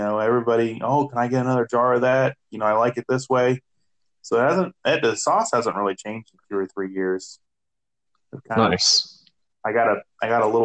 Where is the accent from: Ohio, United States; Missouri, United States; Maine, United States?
Ohio, United States; Cincinnati; moved away as an adult; now in Cleveland, United States; I'm from Cincinnati